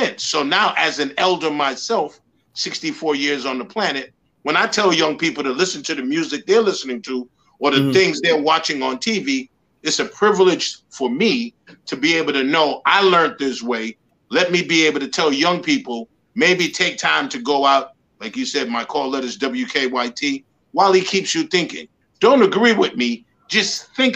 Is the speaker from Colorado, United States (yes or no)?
no; New York City, New York, United States; moved away as an adult; also born or lived in Atlanta, Georgia; now in Georgia, United States; growing up in the Boogie Down Bronx, I'm a Georgia native, born in Grady Hospital